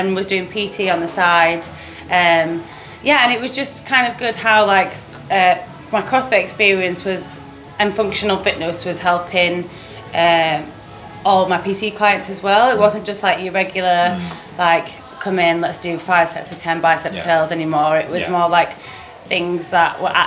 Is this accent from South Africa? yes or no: no; Leeds, Yorkshire and the Humber, United Kingdom; moved away as an adult; now in London, United Kingdom; I'm originally from Leeds. Lived in London for like 7 years now.